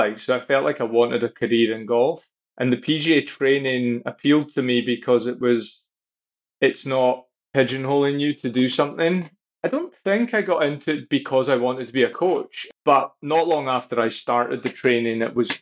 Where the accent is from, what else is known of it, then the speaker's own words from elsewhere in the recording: Highlands of Scotland, United Kingdom; now in Helensburgh, United Kingdom; I grew up in the Highlands of Scotland